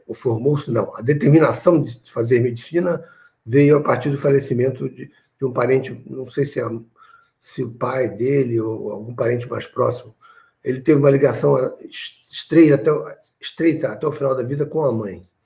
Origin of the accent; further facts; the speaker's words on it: Nova Iguaçu, Rio de Janeiro, Brazil; quando eu era adolescente em Nova Iguaçu